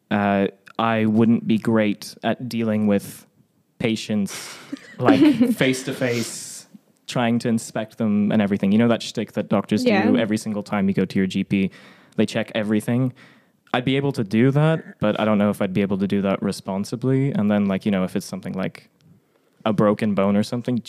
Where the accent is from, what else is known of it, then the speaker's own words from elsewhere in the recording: Ireland; also born or lived in Poland; I was born in Poland, spent very little time there, although all my family's from there, and swiftly moved to Ireland when I was very young, and hence no Eastern European sounding accent